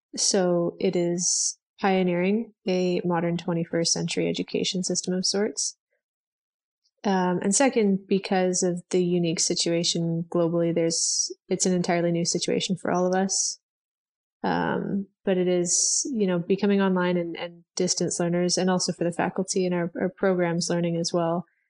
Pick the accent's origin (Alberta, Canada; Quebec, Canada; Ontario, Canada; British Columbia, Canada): Alberta, Canada; Edmonton; also born or lived in Vancouver, Canada; I am from Edmonton, Alberta, Canada